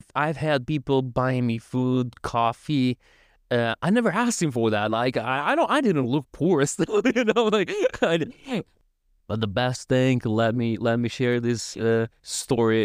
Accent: Tiraspol, Transnistria, Moldova; first language Russian; English is a second language; moved away as an adult; now in Poland; from Tiraspol. I'm from Tiraspol

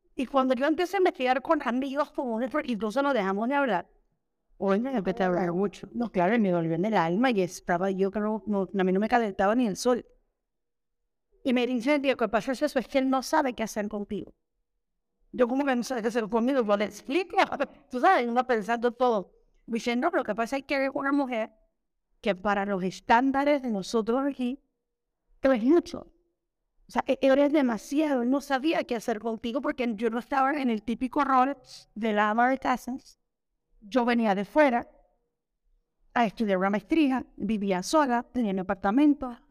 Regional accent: Colón, Panama; moved away as an adult; also born or lived in Mexico; uno viene con la mentalidad de Panamá que somos un poquito más abiertos

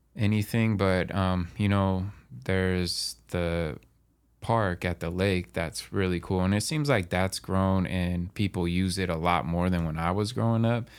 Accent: Medical Lake, Washington, United States; I'm from Medical Lake. We used to play, you know, Colville in sports all the time

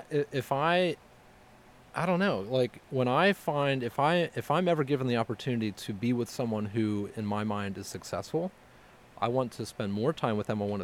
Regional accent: United States; I'm an American

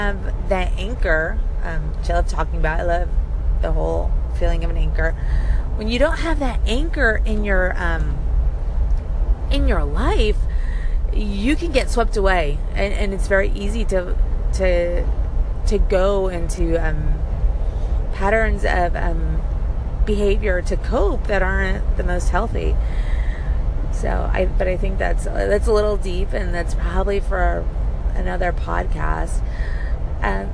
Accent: Puerto Rico; now in United States; I was born and raised in Puerto Rico, with time in the States in between

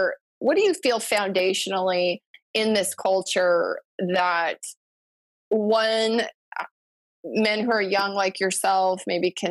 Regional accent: United States; as an American

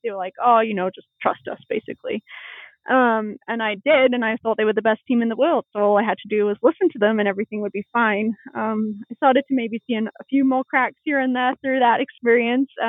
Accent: East Bay, California, United States; moved away as an adult; also born or lived in Colorado Springs / Sittard, Netherlands; now in Colorado, United States; I grew up in the East Bay

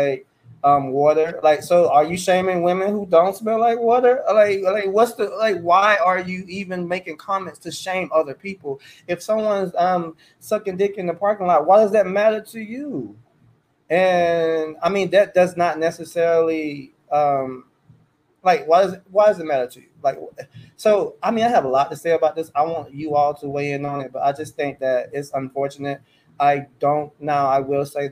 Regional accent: Charlotte, North Carolina, United States; I'm a Carolina boy and I'm from Charlotte

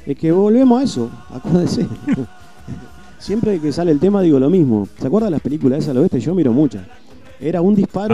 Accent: Montevideo, Uruguay; soy de la Curva de Maroña y este, me crié ahí toda la vida. Tengo 35, hasta los 20 viví ahí

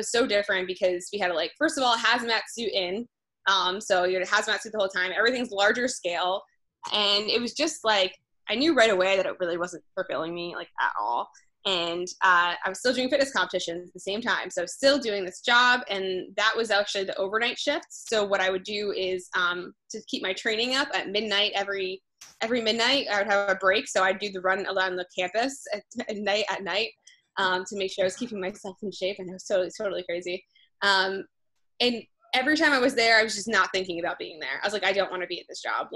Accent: New Jersey, United States; moved away as an adult; also born or lived in Rhode Island; now in New York City, United States; I grew up in New Jersey

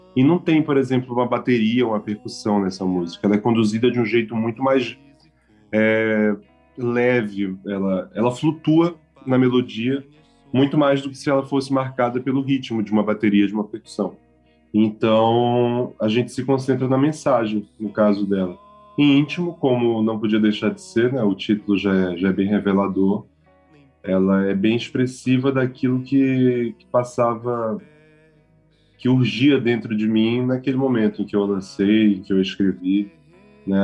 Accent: Belém, Pará, Brazil; moved away; also born or lived in Macapá, Amapá / Cuiabá; eu nasci em Macapá, no Amapá, mas eu fui para Belém com meus pais mudaram e eu tinha quatro meses, então eu cresci em Belém

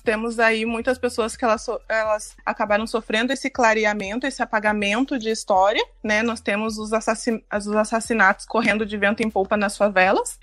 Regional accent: Brazil; now in Ireland; nós somos negros, nós somos brasileiros

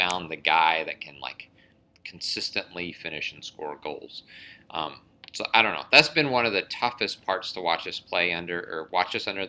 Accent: United States; I'm an American who has a bunch of kids.

